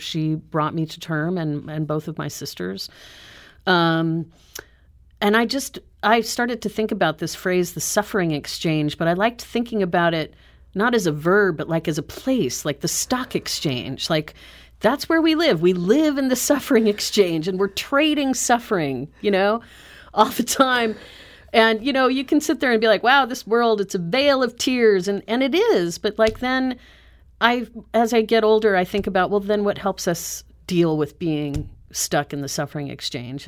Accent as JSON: {"language": "English", "region": "Southern California", "country": "United States", "tie": "born or raised there", "also_born_or_lived": "Santa Fe, New Mexico / New York City", "moved": "as an adult", "lives_now": "Saint Louis, United States", "said": "I grew up in Southern California"}